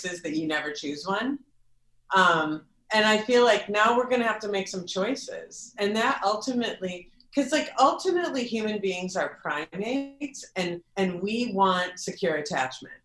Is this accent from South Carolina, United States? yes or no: no; Minneapolis, Minnesota, United States; moved away; I'm in Minneapolis, my hometown.